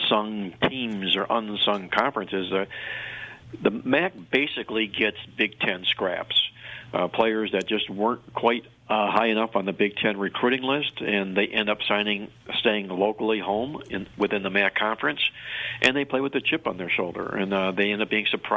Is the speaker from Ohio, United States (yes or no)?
yes; Cleveland, Ohio, United States; my hometown in Cleveland, Ohio